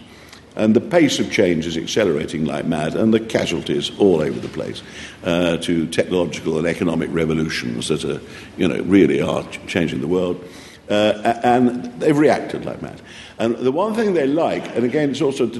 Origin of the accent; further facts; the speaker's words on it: East Midlands, United Kingdom; I come from the North Midlands